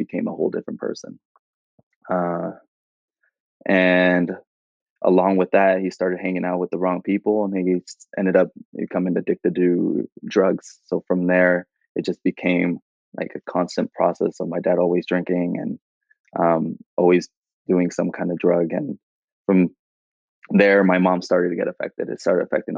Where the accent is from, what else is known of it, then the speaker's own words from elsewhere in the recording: Fremont, California, United States; also born or lived in Union City, California; I grew up in the Bay Area, so I've been in the Bay Area all my life